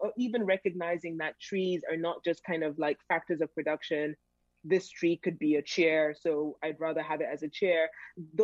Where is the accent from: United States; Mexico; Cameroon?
Cameroon; I was born in Cameroon